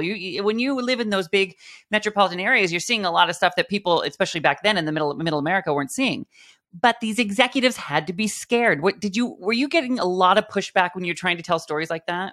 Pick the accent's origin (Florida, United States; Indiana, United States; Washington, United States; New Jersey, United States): Washington, United States; Mount Vernon; Little farm, little farm town in Washington State, above Seattle, right under Vancouver, British Columbia, Mount Vernon, Washington